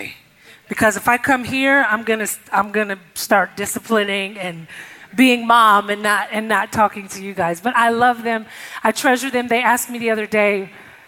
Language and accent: English; Detroit, Michigan, United States; moved away as an adult; now in Nashville, United States; I grew up in Detroit, Michigan. I came to Nashville to go to Tennessee State